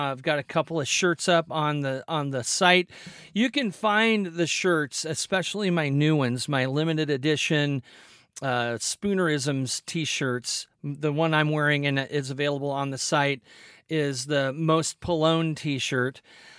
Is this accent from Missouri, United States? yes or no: yes; Missouri, United States; I'm from Missouri.